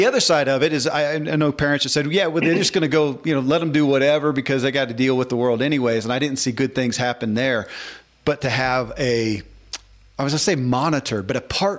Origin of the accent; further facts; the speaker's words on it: the South, United States; I grew up in the Bible Belt